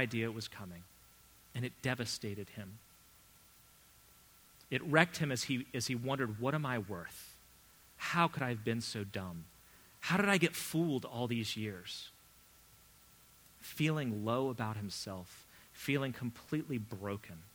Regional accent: United States; also born or lived in England; me being an American.

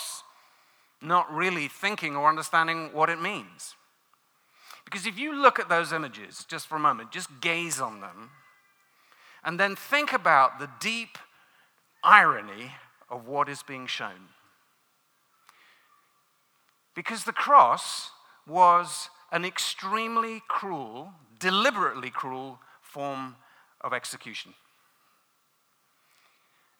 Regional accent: London, United Kingdom; moved away; I'm not from these parts of the world. I grew up in London

